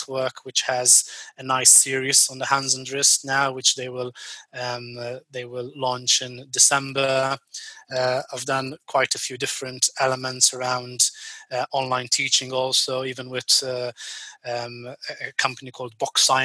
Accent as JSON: {"language": "English", "country": "Malta", "moved": "yes", "lives_now": "United Kingdom", "said": "my home country, which is actually Malta"}